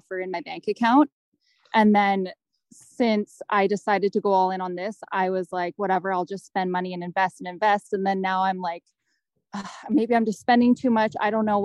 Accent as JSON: {"language": "English", "town": "Kelowna", "region": "British Columbia", "country": "Canada", "said": "I am from Kelowna"}